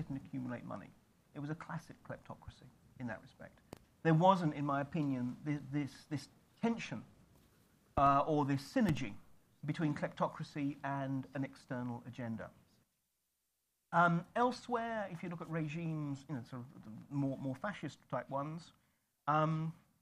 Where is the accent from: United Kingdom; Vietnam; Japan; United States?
United Kingdom; I say this as a Brit